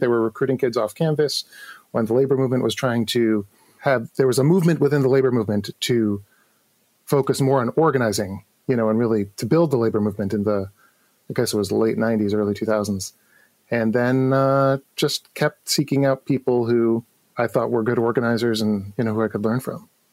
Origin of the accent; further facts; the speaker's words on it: New York City, New York, United States; I grew up in New York City